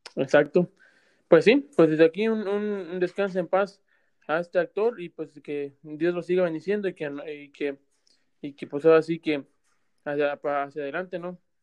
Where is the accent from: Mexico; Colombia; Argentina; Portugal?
Mexico; moved away; que somos de México